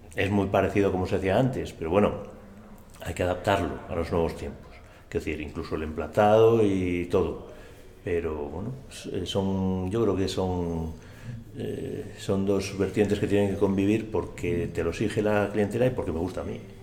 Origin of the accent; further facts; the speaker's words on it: Astorga, Castile and León, Spain; Mi niñez en Astorga